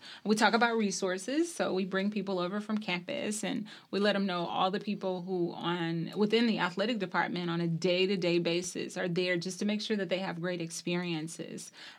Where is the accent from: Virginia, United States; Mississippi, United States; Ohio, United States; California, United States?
Mississippi, United States; Bay Springs; I'm originally from Bay Springs, Mississippi. It's probably like saying Mayberry, USA. Very